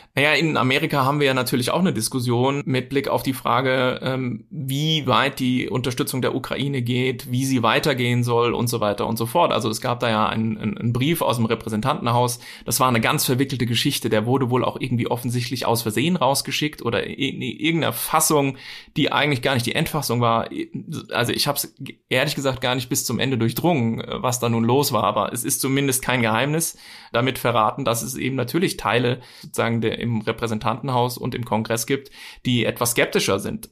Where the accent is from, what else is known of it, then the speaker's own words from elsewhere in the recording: Bavaria, Germany; bei uns in Bayern